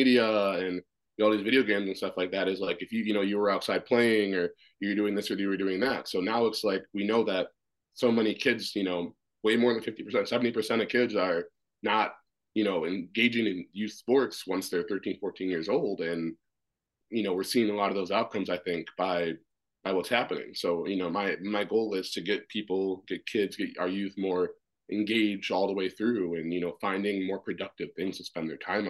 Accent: Washington, District of Columbia, United States; born there; And so I was born in Washington, D.C.

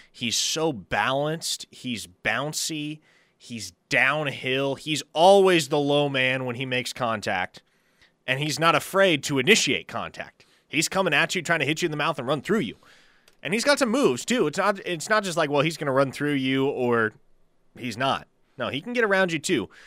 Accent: Springfield, Missouri, United States; Springfield, Missouri.

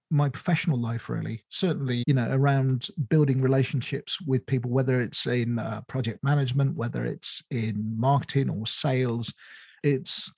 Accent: United Kingdom; I moved away from my hometown when I first got married

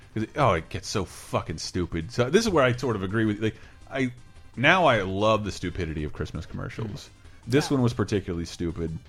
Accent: Florida, United States; moved away; I do go home for two weeks to Florida every year

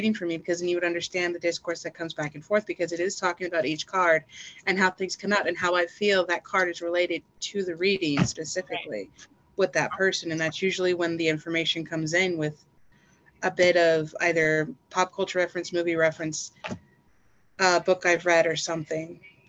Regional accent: the South, United States; I was raised in the South by a former military father, and I was a trucker.

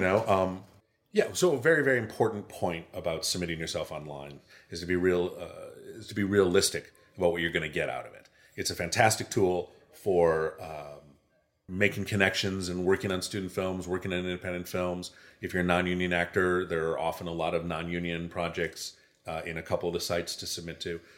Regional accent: Chicago, Illinois, United States; now in Los Angeles, United States; growing up in Chicago

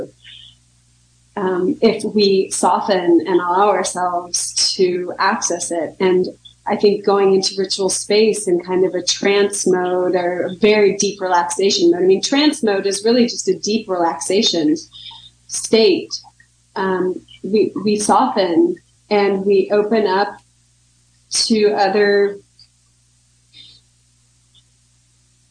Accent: United States; I'm American and I grew up here

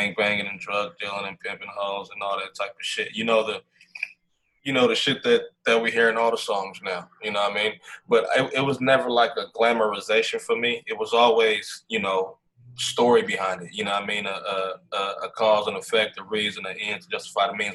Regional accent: United States; I'm just a young black kid, man, growing up in America

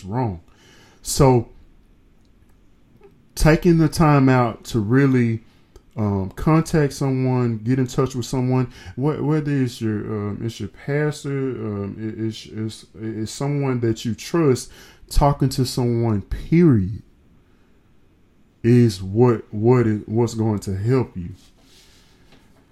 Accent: the South, United States; I'm from the South

